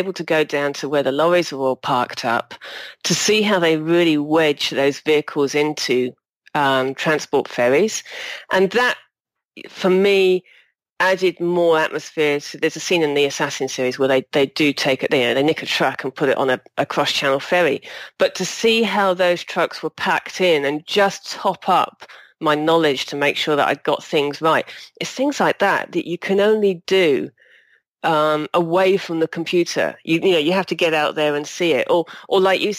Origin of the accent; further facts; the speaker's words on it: Berkshire, South East England, United Kingdom; moved away; also born or lived in Kent; I'm from Berkshire originally.